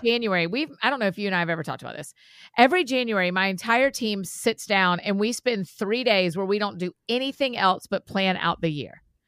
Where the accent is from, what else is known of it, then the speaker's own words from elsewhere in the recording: United States; being American